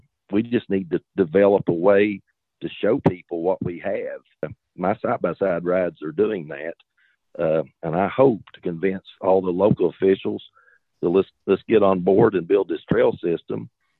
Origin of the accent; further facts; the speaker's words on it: Warfield, Kentucky, United States; I grew up in this little town called Warfield, Kentucky. And that is where no matter where I go, I always tell them I'm from Warfield. And that's right on the border of Kentucky and West Virginia, a little town.